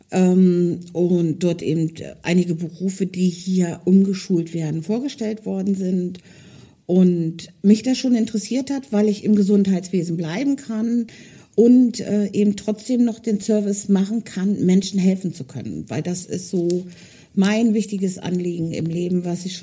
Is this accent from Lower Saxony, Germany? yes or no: yes; Hildesheim, Lower Saxony, Germany; Ursprünglich ähm, komme ich aus Hildesheim, ähm, bin aber vor drei Jahren dort weggezogen und habe meine Wahlheimat hier oben gewählt, im Norden Deutschlands, weil ich mich schon immer irgendwie seegebunden gefühlt habe.